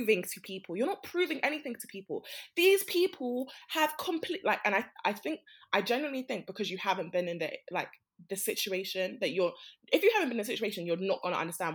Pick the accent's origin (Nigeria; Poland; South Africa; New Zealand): Nigeria; I'm Nigerian